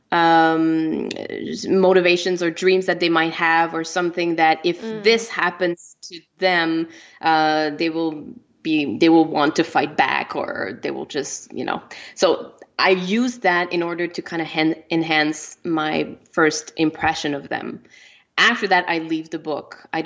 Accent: Canada; first language French; English is a second language; I'm French. You know, my my first language is French. I'm from Canada

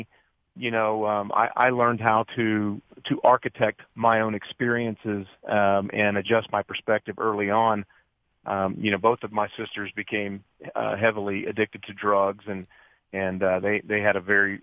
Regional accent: Dayton, Ohio, United States; I was raised in Dayton, Ohio

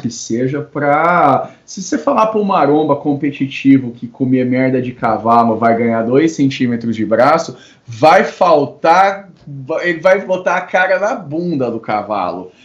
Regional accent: Brasília, Federal District, Brazil; Só de Brasília

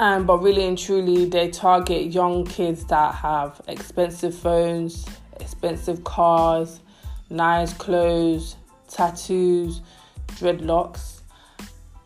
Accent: London, United Kingdom; Growing up in London, like I'm 25, growing up in London, being African wasn't cool

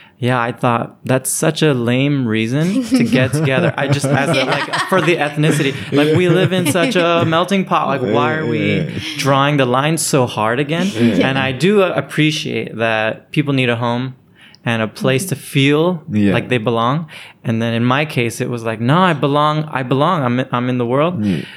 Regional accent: Naples, Campania, Italy; And because I grew up in Naples from 12 at least, I did feel like that was the identity I left with.

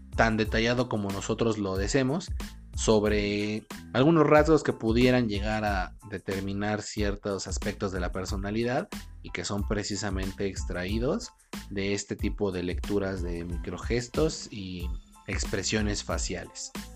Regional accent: Mexico

